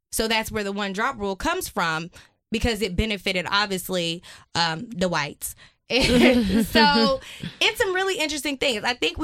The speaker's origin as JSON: {"language": "English", "country": "United States", "said": "But I always remember growing up, you know, I'm from West Side, and people would often say, like, wow, …, you talk white"}